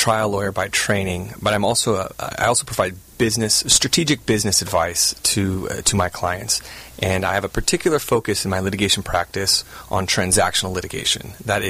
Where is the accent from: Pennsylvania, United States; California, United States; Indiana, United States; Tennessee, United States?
California, United States; Southern; also born or lived in Virginia; I grew up in Southern California, went to college at the University of Virginia.